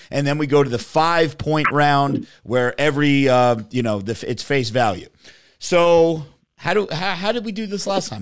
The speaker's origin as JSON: {"language": "English", "region": "New Jersey", "country": "United States", "said": "we're from New Jersey"}